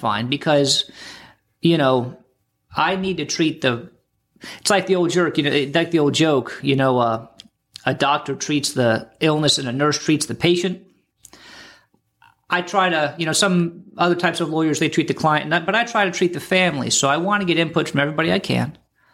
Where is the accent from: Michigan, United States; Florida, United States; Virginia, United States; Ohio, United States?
Florida, United States; I grew up here in the Treasure Coast, and I've been practicing law here, elder law, estate planning, taxes, probate, all that stuff, going on about 25 years now.